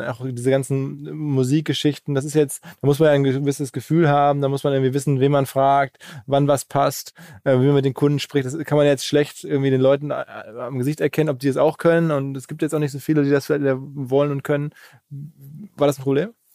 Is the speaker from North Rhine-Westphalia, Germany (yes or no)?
yes; Essen, North Rhine-Westphalia, Germany; ich bin aus Essen